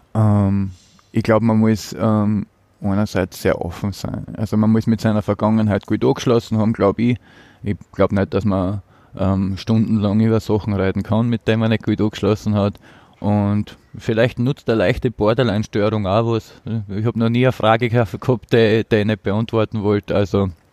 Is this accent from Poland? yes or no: no; Apetlon, Burgenland, Austria; now in Vienna, Austria; Im Burgenland im Seewinkel. Apetlon mhm. heißt das Dorf.